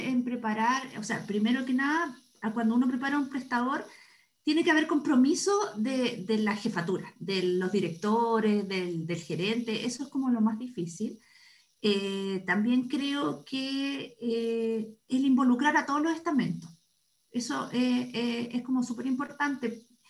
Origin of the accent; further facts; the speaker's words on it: Santiago, Santiago Metropolitan Region, Chile; also born or lived in Viña del Mar; Yo soy santiaguina, estudié en la Universidad de Chile